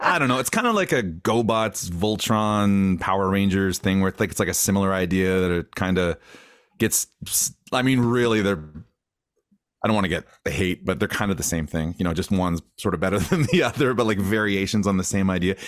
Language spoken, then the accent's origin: English; Grande Prairie, Alberta, Canada; I grew up in Grand Prairie, which is like, uh, I, I mean, I know we all know, but, uh, at the time when I was a kid, it was a smaller community in Northern Alberta